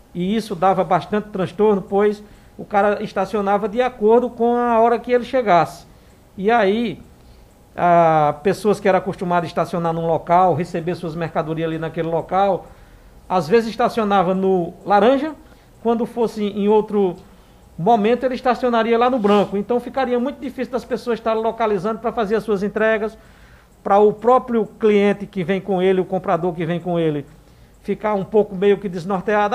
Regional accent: Santa Cruz do Capibaribe, Pernambuco, Brazil; nós que somos, somos aqui de Santa Cruz e que estamos daquele lado da, da, da cidade

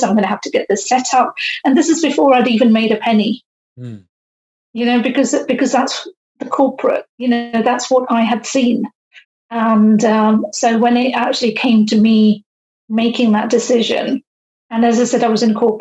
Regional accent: United Kingdom; also born or lived in India; living in the UK. So we moved to the UK, I was age 6. And so all of my upbringing and everything I have known has been UK based

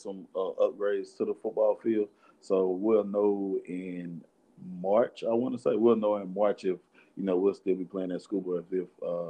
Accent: Shuqualak, Mississippi, United States; also born or lived in Kemper County, Mississippi / Meridian, Mississippi; I just tell everybody I'm from Meridian

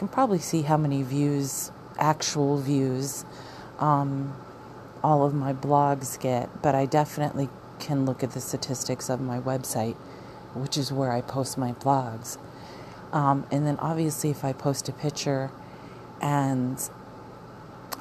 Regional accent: Arizona, United States; moved away; we're from Arizona

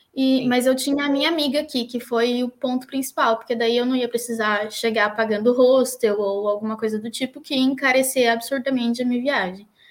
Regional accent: Taubaté, São Paulo, Brazil; moved away as an adult; now in Dún Laoghaire, Ireland; eu sou de Taubaté, uma cidade de, do estado de São Paulo, bem famosinha até.

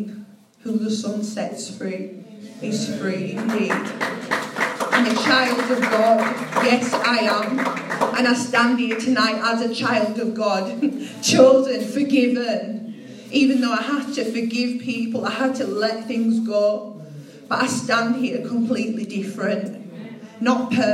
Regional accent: Leeds, Yorkshire and the Humber, United Kingdom; I'm from Leeds

